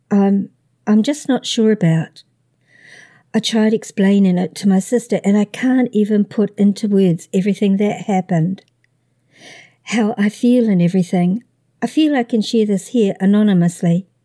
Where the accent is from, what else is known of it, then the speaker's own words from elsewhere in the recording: Midwest, United States; I'm from the Midwest, and that's still shorts weather to me.